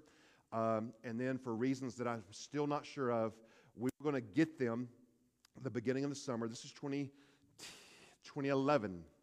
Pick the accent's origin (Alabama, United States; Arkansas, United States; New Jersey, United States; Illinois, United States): Alabama, United States; Hueytown; I'm from Hueytown